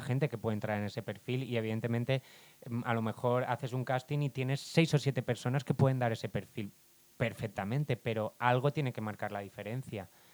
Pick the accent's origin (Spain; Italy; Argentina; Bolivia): Spain; Barcelona, Catalonia; soy de Barcelona